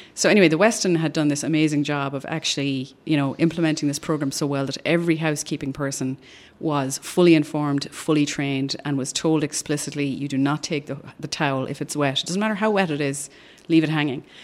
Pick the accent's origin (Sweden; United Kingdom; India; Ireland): Ireland; moved away as an adult; now in Austin, United States; I'm originally from Ireland, which you can probably tell from the accent.